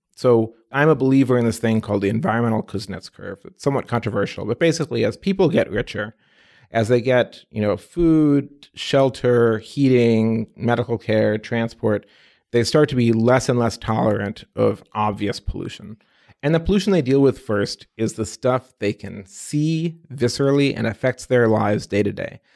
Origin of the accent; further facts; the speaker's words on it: Midwest, United States; also born or lived in Egypt; I'm an immigrant kid, born in Egypt, age of three, came to the U S. My folks, exchange students, grew up about as American as American can be. Midwest boy, cornfields, U